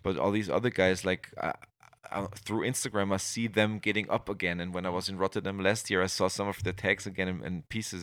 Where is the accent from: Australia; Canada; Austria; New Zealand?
Austria; English is a second language; in the small town, I grew up here in Austria